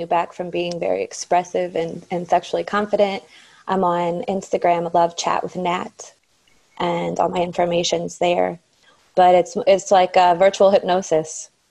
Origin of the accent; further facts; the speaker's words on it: Akron, Ohio, United States; moved away as an adult; now in South Florida, United States; I'm born and raised in Akron, Ohio. Moved down here about 10 years ago